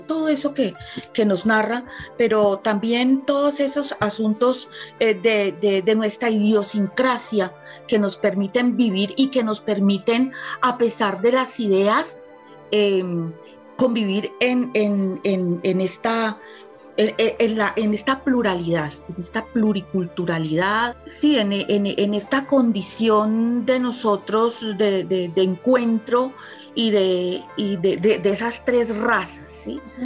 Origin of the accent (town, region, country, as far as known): Colombia